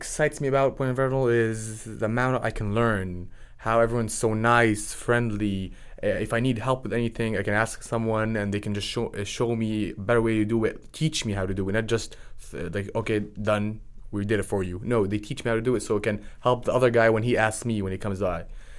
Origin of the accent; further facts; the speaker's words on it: Florida, United States; born there; also born or lived in Jordan / Dubai / Portsmouth; now in Texas, United States; I was born in Florida, moved out of there, went to the Middle East, went to Jordan, Dubai, did high school over there, then moved to Europe, to Portsmouth